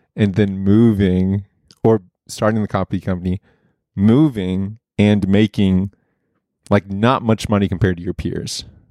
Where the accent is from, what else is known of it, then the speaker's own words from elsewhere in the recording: Oklahoma, United States; growing up in Oklahoma, everybody wants to go to O U.